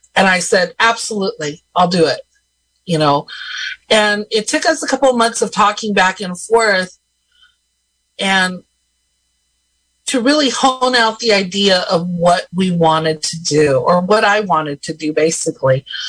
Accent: Robinson Rancheria, California, United States; I am Eastern Pomo from the Robinson Rancheria

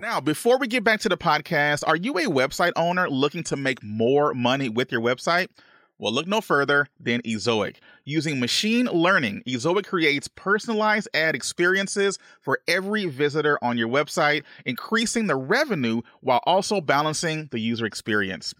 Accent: Louisiana, United States; I'm originally from Louisiana, right? I'm, I'm from the, the, the good old South here in the United States.

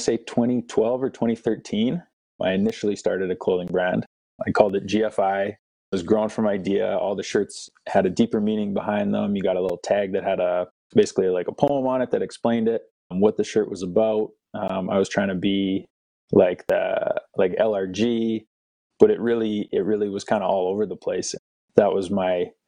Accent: Winnipeg, Manitoba, Canada; moved away as an adult; also born or lived in North Dakota / Lethbridge, Alberta / Louisiana / Calgary; I grew up in Winnipeg, Manitoba.

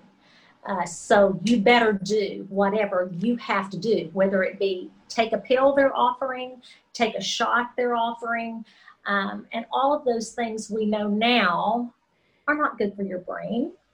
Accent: Texas, United States; I grew up in Texas

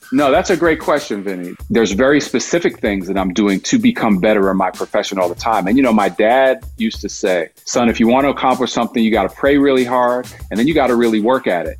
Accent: Poughkeepsie, New York, United States; I'm growing up in Poughkeepsie, New York

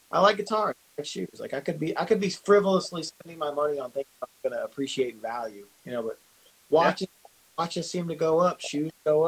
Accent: the South, United States; I collect a lot of guns. Sorry. I'm from the South.

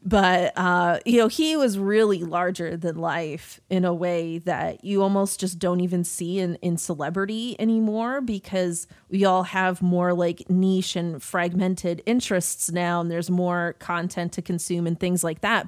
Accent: Toronto, Ontario, Canada; growing up in Toronto

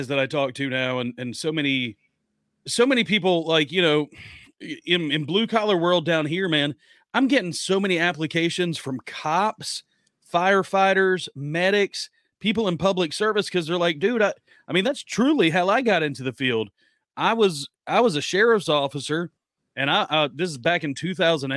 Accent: United States; we're American over here

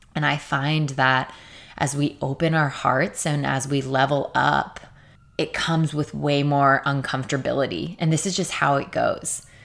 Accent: Torrance, California, United States; now I'm living with one of my best friends in my hometown in Torrance

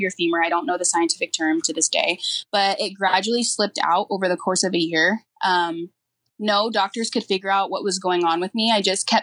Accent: Lakewood, California, United States; I grew up in Lakewood, California, and it's a big sports town.

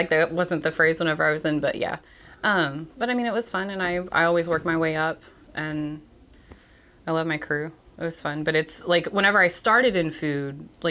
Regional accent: East Texas, United States; moved away as an adult; now in Bryan, United States; I grew up in East Texas. I moved here for college.

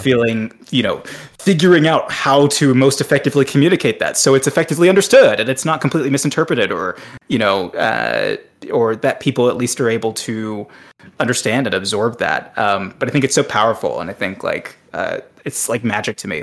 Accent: Atlanta, Georgia, United States; I'm also from Atlanta

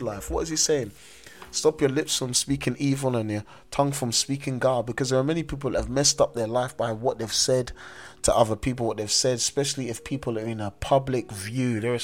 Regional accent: London, United Kingdom; as a young man growing up in South London

